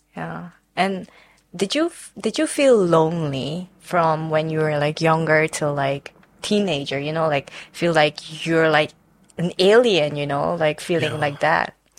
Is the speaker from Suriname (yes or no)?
yes; Suriname; now in Netherlands; I am not from China. I am from Suriname. I grew up there and I moved here four years ago.